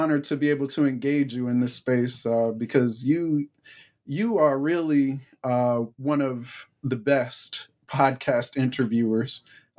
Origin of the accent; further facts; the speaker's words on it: New Brunswick, New Jersey, United States; moved away as an adult; also born or lived in Durham, North Carolina; I'm originally from New Brunswick, New Jersey. My family had been in Central New Jersey, has been, frankly, in Central New Jersey for 4 or 5 generations at this point.